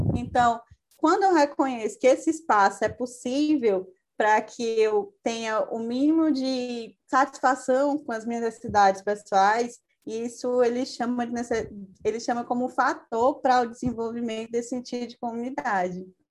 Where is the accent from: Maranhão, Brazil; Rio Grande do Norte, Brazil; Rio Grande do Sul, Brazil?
Maranhão, Brazil; moved away; also born or lived in Fortaleza, Ceará; sou de outro estado, sou do Maranhão